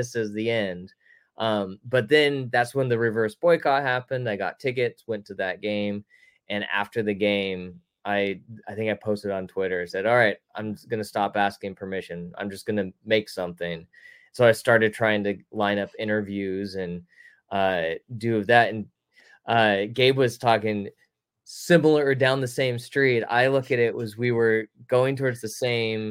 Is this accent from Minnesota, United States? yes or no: no; Concord, California, United States; moved away as an adult; also born or lived in Los Angeles; now in Sacramento, United States; I grew up in the Bay Area in Concord and then moved down